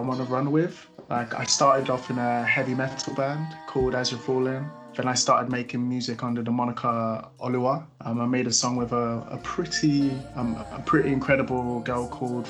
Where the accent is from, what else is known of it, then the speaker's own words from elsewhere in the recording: Stevenage, East of England, United Kingdom; I'm from Stevenage, about 25 minutes from central London.